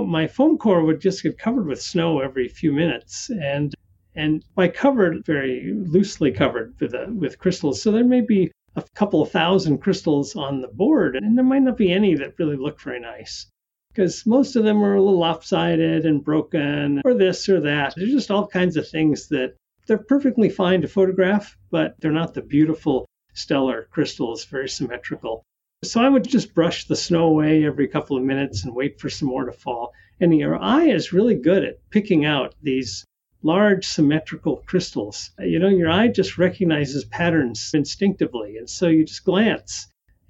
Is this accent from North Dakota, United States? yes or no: yes; North Dakota, United States; also born or lived in Southern California; now in California, United States; I grew up in North Dakota. It's always windy in North Dakota